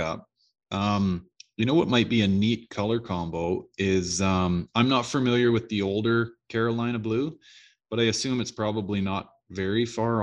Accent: Canada; as a Canadian

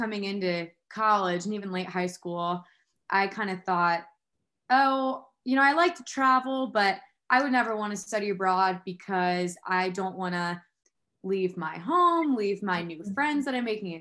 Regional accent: Houston, Texas, United States; moved away as an adult; now in Myton, Utah, United States; I grew up in Houston

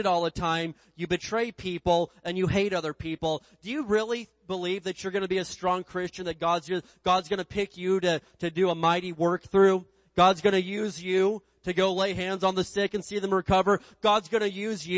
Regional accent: Indiana, United States; when I grew up in Indiana, we had this big hill behind our house

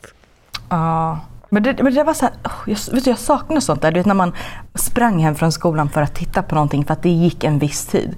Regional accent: Sweden; now in Los Angeles, United States; hemma i Sverige

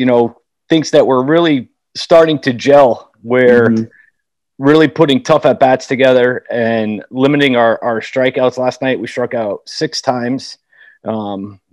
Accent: Connecticut, United States; growing up in Connecticut

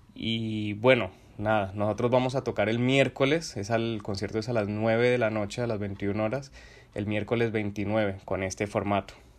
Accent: Cali, Valle del Cauca, Colombia; moved away as an adult; now in Buenos Aires, Argentina; yo soy un guitarrista de Cali, Colombia

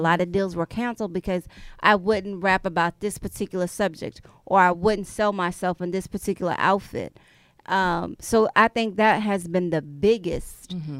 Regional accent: Houston, Texas, United States; I had moved from Memorial.

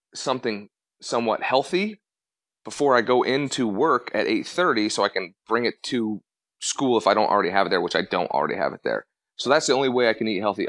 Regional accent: Colorado, United States; I grew up in Colorado

